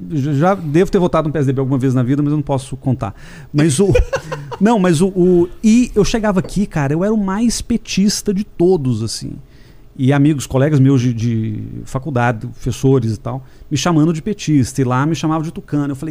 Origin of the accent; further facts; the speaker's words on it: Belo Horizonte, Minas Gerais, Brazil; moved away as an adult; now in São Paulo, Brazil; eu vim de Belo Horizonte para São Paulo fazer mestrado, comecei a dar aula aqui.